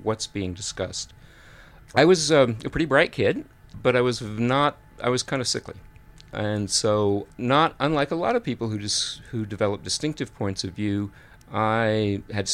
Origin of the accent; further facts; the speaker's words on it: Amarillo, Texas, United States; So I was born in Texas, in Amarillo, which is way up north.